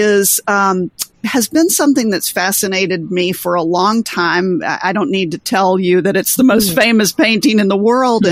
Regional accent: the South, United States; I was born and raised in the South.

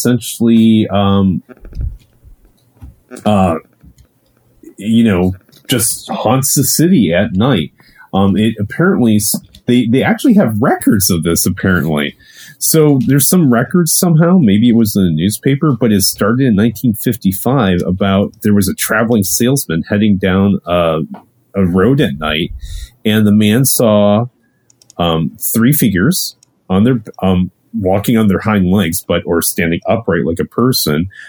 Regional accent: Ohio, United States; moved away; I'm originally from Ohio

